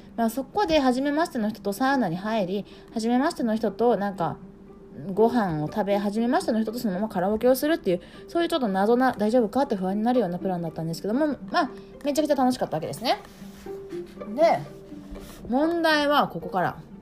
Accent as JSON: {"language": "Japanese", "country": "Japan", "said": "私帰国子女ないんですよねもうあの100%のあのピュージャパニーズ"}